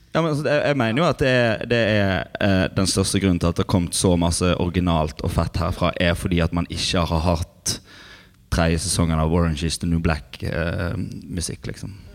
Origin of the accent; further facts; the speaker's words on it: Osterøy, Vestland, Norway; Jeg er fra Osterøy